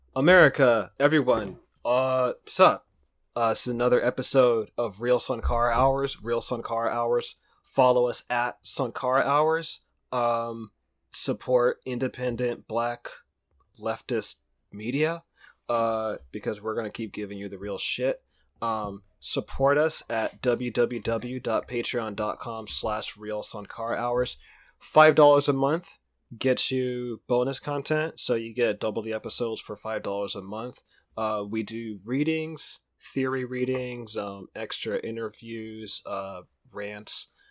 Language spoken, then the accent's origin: English; Pittsburg, California, United States; my hometown, we're on located Pittsbur-, Pittsburgh, California, in the East Bay Area